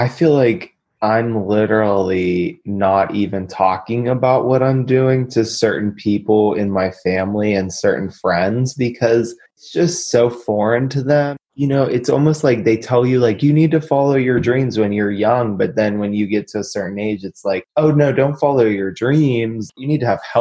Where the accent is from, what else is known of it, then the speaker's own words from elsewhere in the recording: Pittsburgh, Pennsylvania, United States; I'm from Pittsburgh